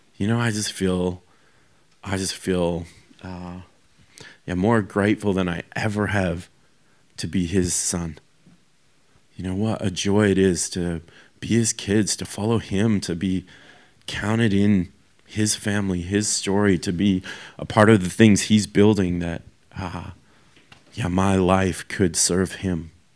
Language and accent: English; Canada; moved away as an adult; now in Australia; I'm from Canada